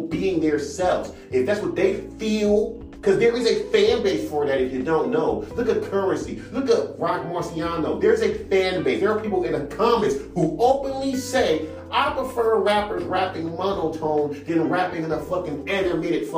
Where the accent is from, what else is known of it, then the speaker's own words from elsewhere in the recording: Inglewood, California, United States; I'm from Inglewood, California